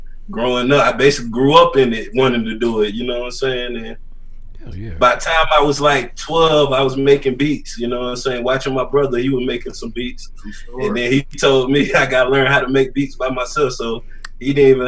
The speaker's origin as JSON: {"language": "English", "town": "Macon", "region": "Georgia", "country": "United States", "tie": "born or raised there", "also_born_or_lived": "Mount Vernon, New York", "lives_now": "Atlanta, United States", "said": "I moved down here when I was like 8 years old"}